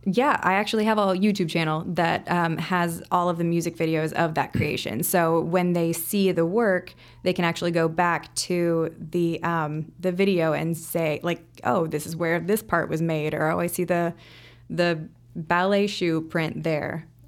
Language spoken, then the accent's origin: English; Indianapolis, Indiana, United States; moved away as an adult; now in Chicago, United States; I grew up in Indianapolis.